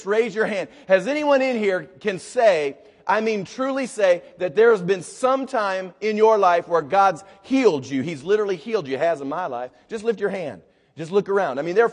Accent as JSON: {"language": "English", "country": "United States", "said": "I'm an American."}